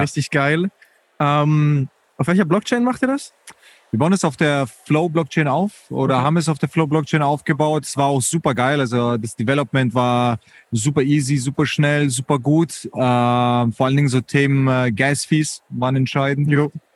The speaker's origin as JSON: {"language": "German", "town": "Munich", "region": "Bavaria", "country": "Germany", "said": "ich bin Münchner"}